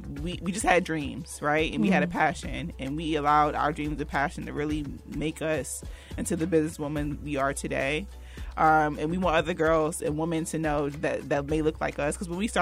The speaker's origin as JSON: {"language": "English", "region": "New Jersey", "country": "United States", "tie": "born or raised there", "lives_now": "North Carolina, United States", "said": "So we talked about like us growing up in New Jersey and then moving to North Carolina"}